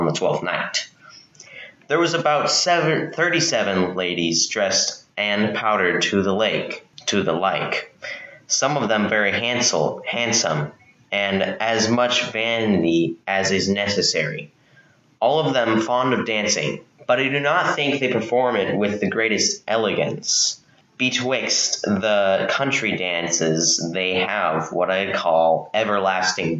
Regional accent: Texas, United States; I'm 14 and I'm from Texas

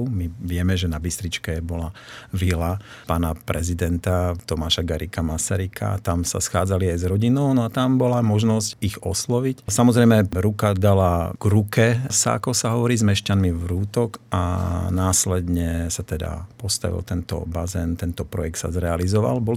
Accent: Bardejov, Prešov Region, Slovakia; now in Martin, Slovakia; v roku 1971, aby som bol presný, sme sa presťahovali z Bardejova sem do Martina a tak ako hovoríš, krytá plaváreň tu ešte nestála a ja som sa zoznámil s vodou a splávaním na Vrútockom kúpalisku.

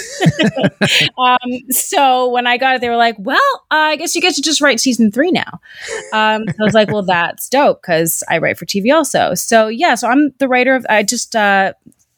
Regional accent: New York City, New York, United States; moved away; I grew up in New York City, mm-hmm. right in the middle of Manhattan

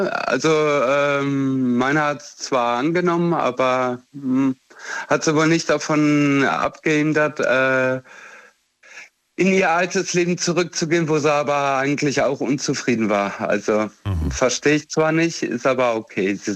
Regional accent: Romania; born there; ich komme selber aus Rumänien ursprünglich, also bin dort zumindest geboren, sonst habe ich nichts damit zu tun und ich habe dort die Armut erlebt.

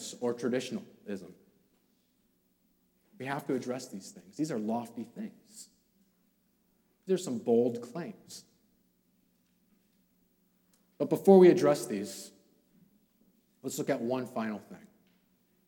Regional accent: California, United States; I'm from California.

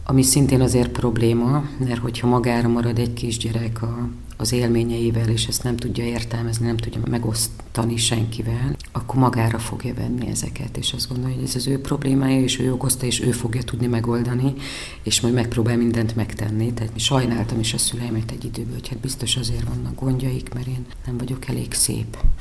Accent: Budapest, Hungary; én budapestiként végül is Budapesten kollégista lettem

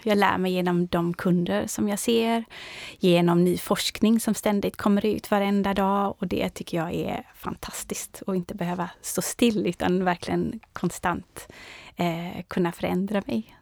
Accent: Orust, Västra Götaland, Sweden; moved away as an adult; now in Stockholm, Sweden; jag växte upp på Orust

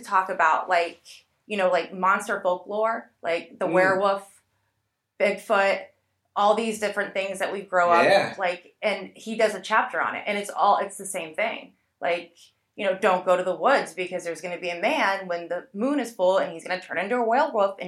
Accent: Fort Lauderdale, Florida, United States; also born or lived in Tipton, Indiana; now in Indiana, United States; I grew up in Fort Lauderdale

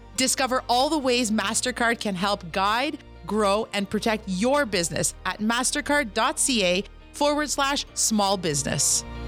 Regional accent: Kitigan Zibi, Quebec, Canada; I'm an entrepreneur from Kitigan, Zibi, and Anishinaabe

